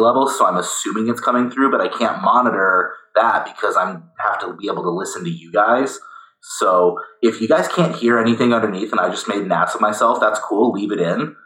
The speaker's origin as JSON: {"language": "English", "country": "United States", "said": "I'm American"}